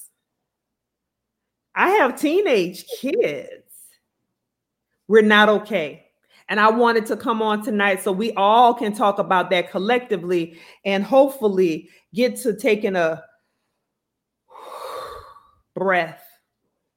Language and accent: English; Thibodaux, Louisiana, United States; a Black man who we grew up with in Thibodaux, Louisiana